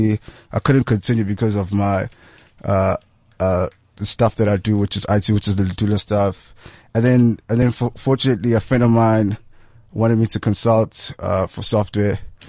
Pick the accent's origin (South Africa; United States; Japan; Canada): South Africa; Durban, KwaZulu-Natal; moved away as an adult; also born or lived in Maputo, Mozambique; now in Johannesburg, South Africa; originally I was born in Durban, raised there, a family in Maputo